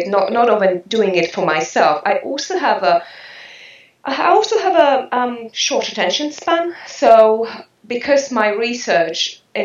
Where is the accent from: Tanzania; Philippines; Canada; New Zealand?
New Zealand; now in France; I am a Kiwi.